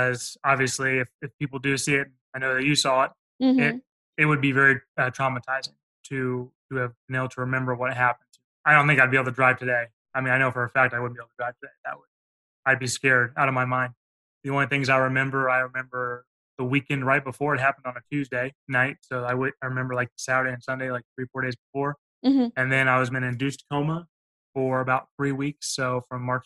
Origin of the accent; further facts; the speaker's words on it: Overland Park, Kansas, United States; I grew up in Kansas, Overland Park, Johnson County area